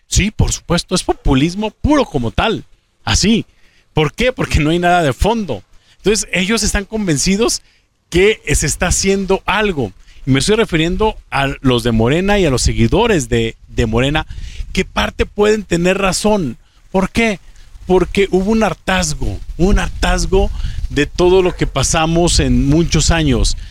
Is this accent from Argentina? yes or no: no; Mexico; como mexicano